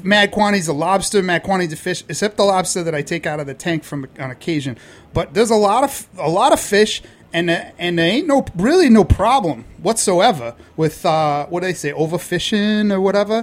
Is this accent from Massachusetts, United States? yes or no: yes; Boston, Massachusetts, United States; now in New York, United States; Originally born and raised in Boston